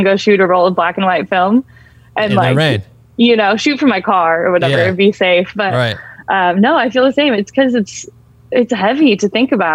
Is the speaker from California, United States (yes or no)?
yes; Bay Area, California, United States; I grew up in the Bay Area